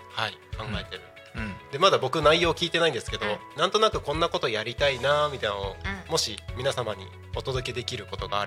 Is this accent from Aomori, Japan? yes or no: yes; Takko, Aomori, Japan; あの僕の地元が青森県の田子町なんですけど、